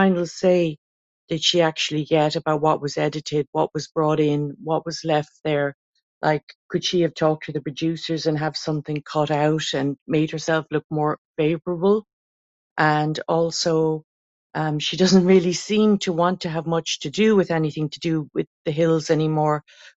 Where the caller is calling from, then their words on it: Ireland; I'm ringing from Ireland